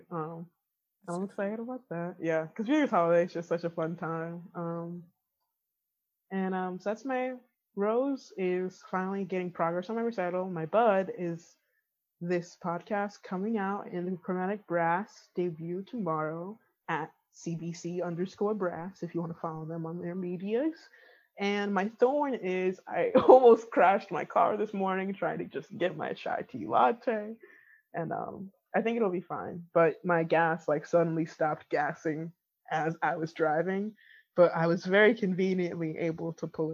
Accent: Connecticut, United States; now in Florida, United States; I grew up in Connecticut

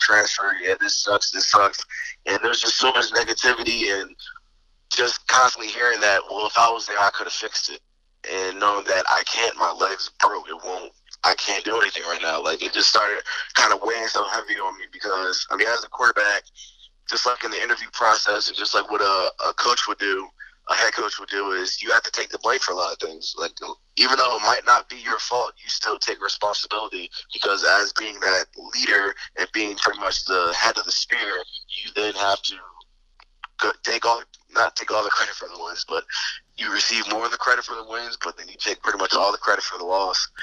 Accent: Delaware, United States; me being born and raised in Delaware, Delaware is the second smallest state, so it's not very big

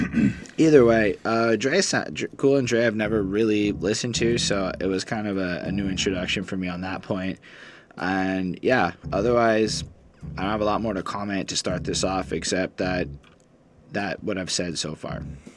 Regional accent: Buffalo, New York, United States; we're all from Buffalo, New York.

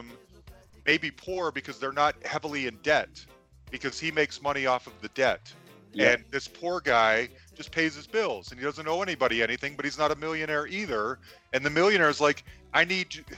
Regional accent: United States; As an American

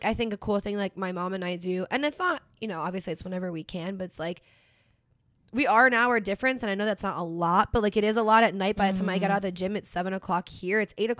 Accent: the North, United States; moved away; I didn't grow up in tornadoes, right? I grew up in the north. We had snow, okay?

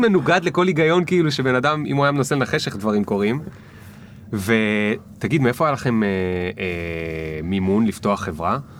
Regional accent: the Krayot, Haifa District, Israel; אני מהקריות

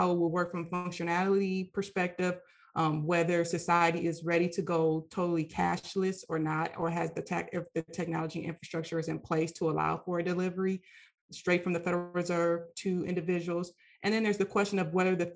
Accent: Michigan, United States; moved away as an adult; now in Washington, D.C., United States; I'm originally from Michigan, and I went to University of Michigan

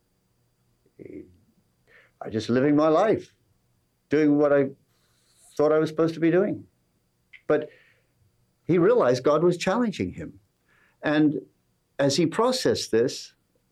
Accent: England, United Kingdom; accent: English

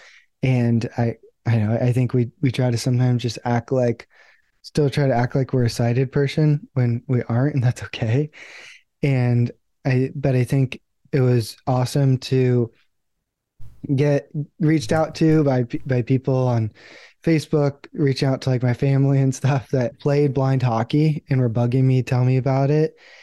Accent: San Diego, California, United States; I grew up in San Diego. I still live in San Diego

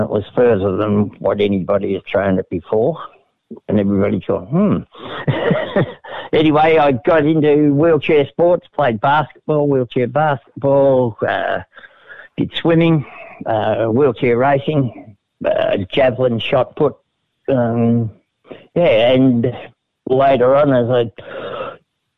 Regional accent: Reservoir, Victoria, Australia; also born or lived in Preston, Victoria; I lived in Reservoir, actually. That's where I was born in Preston. Moved the whole way out in the sticks to Reservoir.

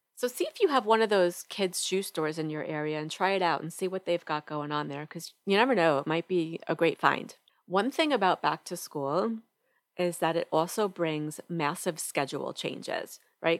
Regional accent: New York, United States; now in Atlanta, United States; I'm originally from New York and right now we live right outside Atlanta, Georgia

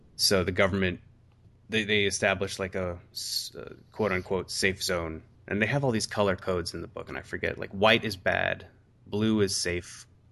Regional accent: Chicago, Illinois, United States; my hometown is Chicago

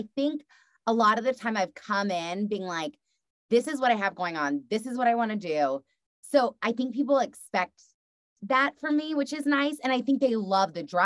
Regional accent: Texas, United States; being from the South and being a Texas girl

